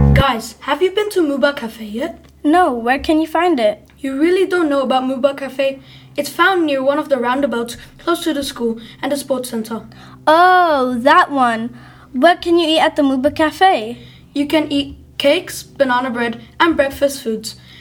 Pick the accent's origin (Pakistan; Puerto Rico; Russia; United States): Pakistan; I'm from Pakistan